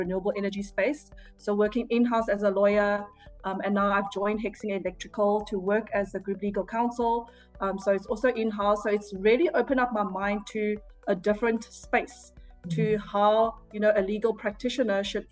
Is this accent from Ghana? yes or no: no; Port Elizabeth, Eastern Cape, South Africa; moved away as an adult; also born or lived in Taiwan / China; now in Johannesburg, South Africa; growing up in South Africa, like, you know, everything was more, you know, relaxed, slow. So I'm a PE girl, so I moved from Port Elizabeth to Johannesburg